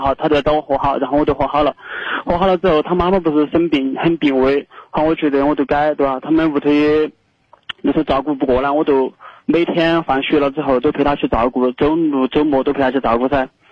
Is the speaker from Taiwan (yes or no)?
no; a district/county of Chongqing, China; accent: Chongqing dialect; 我就说我们重庆一个区县的，然后我现在二十三岁，然后因为 我是一个教师，然后从师范毕业之后